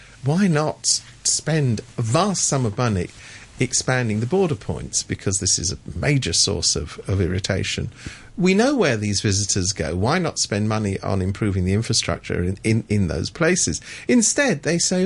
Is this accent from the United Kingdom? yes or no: yes; London, United Kingdom; I come from London. I'm a Londoner